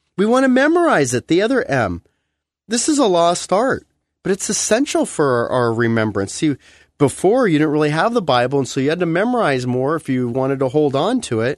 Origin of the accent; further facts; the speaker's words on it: United States; being an American